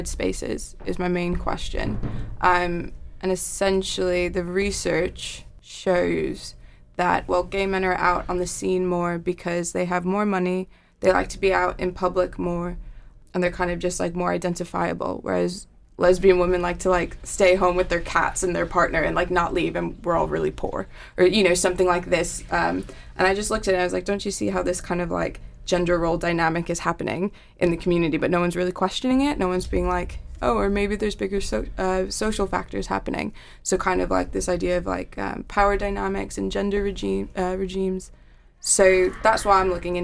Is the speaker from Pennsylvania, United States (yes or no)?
no; New York, United States; moved away as an adult; also born or lived in Ithaca, New York; now in Manchester, United Kingdom; I'm from New York